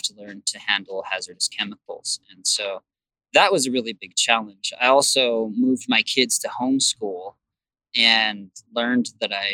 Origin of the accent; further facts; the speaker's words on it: Provo, Utah, United States; also born or lived in Salt Lake City, Utah / California / Washington / Oregon; most of my life, I grew up in Provo and Orem